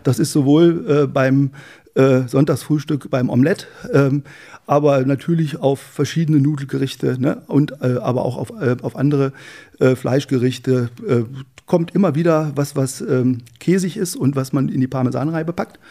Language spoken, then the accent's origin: German; Wolfsburg, Lower Saxony, Germany; moved away; also born or lived in Helmstedt; bin in, äh, in Wolfsburg, genauer gesagt im, äh, im Ortsteil Hattorf, das ist ein Dorf, eingemeindetes Dorf von Wolfsburg, aufgewachsen